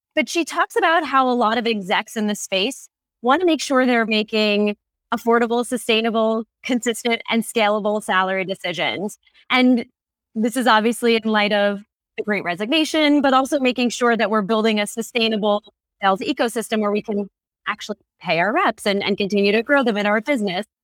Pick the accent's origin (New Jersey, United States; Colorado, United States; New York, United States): New York, United States; now in California, United States; my home state of New York